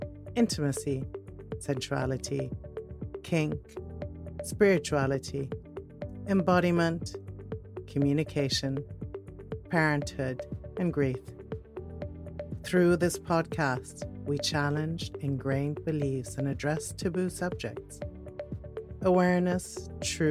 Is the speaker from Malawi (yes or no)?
no; Netherlands; also born or lived in Switzerland; now in United Kingdom; I'm Dutch